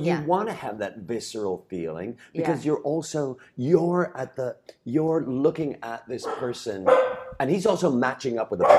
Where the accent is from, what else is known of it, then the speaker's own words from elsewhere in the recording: Chicago, Illinois, United States; I grew up in Chicago